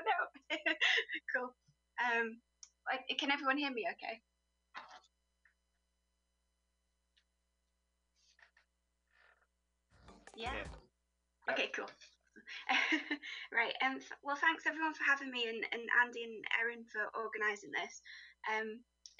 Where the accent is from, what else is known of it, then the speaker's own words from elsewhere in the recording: Teesside, North East England, United Kingdom; moved away as an adult; I'm kind of from Teesside, which is a little bit south of Newcastle.